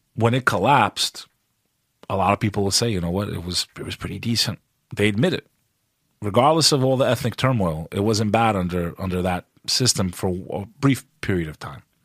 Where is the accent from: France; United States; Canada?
United States; also born or lived in Kosovo; as an American